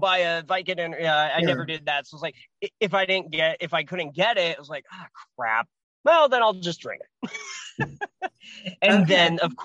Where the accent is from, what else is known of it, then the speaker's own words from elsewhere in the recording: Portland, Oregon, United States; I was raised in Portland. Yeah. Yeah. Portland, Oregon.